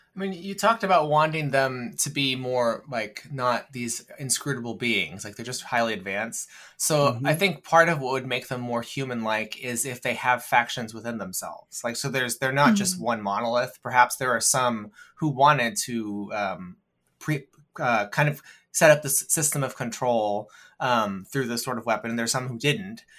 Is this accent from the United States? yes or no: yes; United States; I'm an American